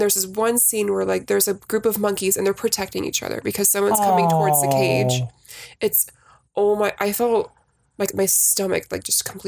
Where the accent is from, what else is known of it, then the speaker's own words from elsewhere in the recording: Bay Area, California, United States; I am from California